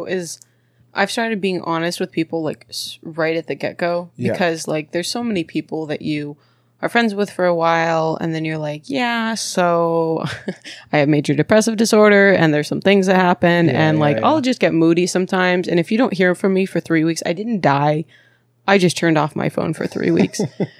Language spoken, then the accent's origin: English; Bakersfield, California, United States; born there; also born or lived in Maryland / Texas / Mexico / San Diego; I was born in Bakersfield, but then mm-hmm. I lived in Maryland, Texas, Mexico, San Diego, and then I'm here.